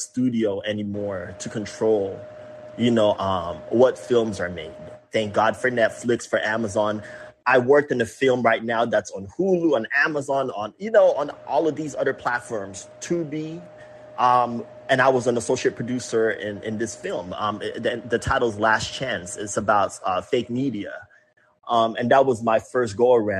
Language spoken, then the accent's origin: English; Philippines; moved away as an adult; now in San Diego, United States; growing up in the Philippines